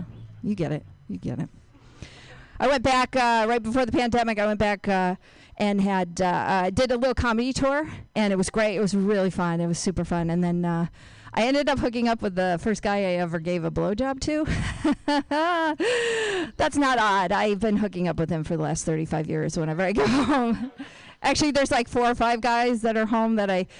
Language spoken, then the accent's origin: English; Binghamton, New York, United States; moved away; I'm from upstate New York